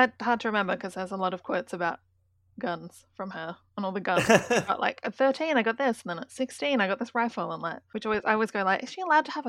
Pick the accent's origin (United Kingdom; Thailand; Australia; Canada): Australia; And then when we go, we're Australian, they go like, ah! Oh!